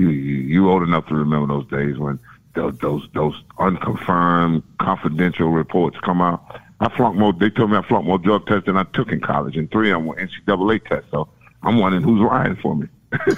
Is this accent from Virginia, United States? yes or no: no; Florida, United States; I'm not from South Florida. I'm from Central Florida.